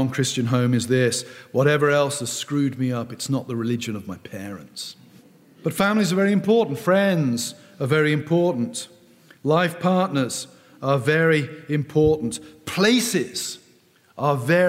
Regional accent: South West England, United Kingdom; I grew up in the West Country of England, a fairly rural place

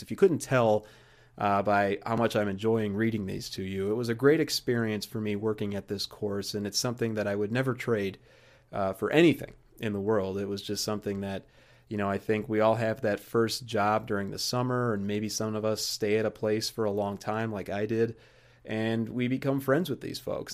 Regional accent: Joliet, Illinois, United States; the Joliet area where I grew up in Illinois

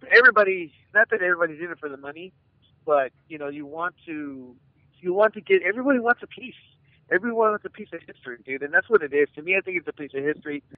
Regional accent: Arizona, United States; I'm from Arizona

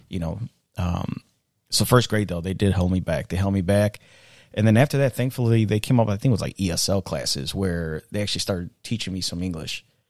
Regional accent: Chicago, Illinois, United States; also born or lived in Mexico; I actually also grew up, uh, in the city, but I grew up in the south side.

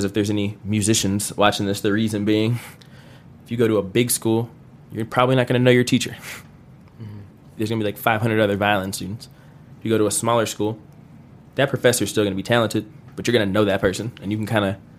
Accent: Chicago, Illinois, United States; moved away as an adult; now in Colorado, United States; I went to high school there. I grew up there. I lived in different parts of the South Side my whole life.

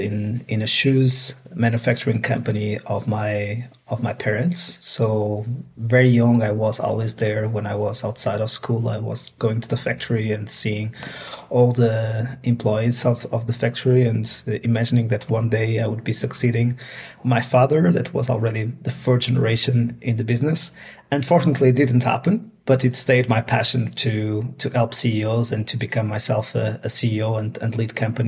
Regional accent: Portugal; moved away; I'm originally from Portugal

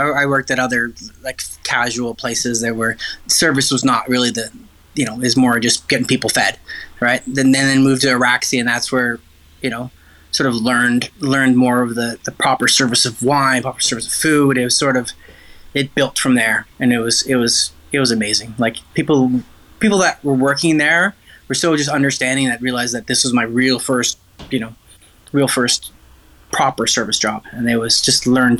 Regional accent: Ontario, Canada; And I was, you know, a kid growing up in Ontario.

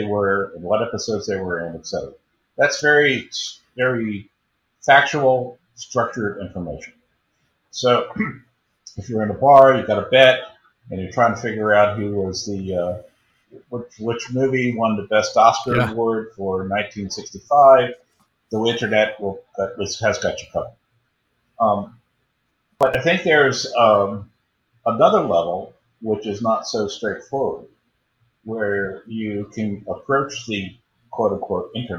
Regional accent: Baltimore, Maryland, United States; moved away as an adult; also born or lived in Chicago; I was born and raised in Baltimore.

